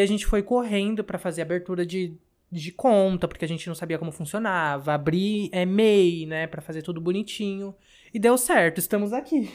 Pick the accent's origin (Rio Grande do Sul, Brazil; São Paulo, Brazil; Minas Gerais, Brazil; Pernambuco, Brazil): São Paulo, Brazil; sou aqui da Zona Norte de São Paulo, mais precisamente da região da Brasilândia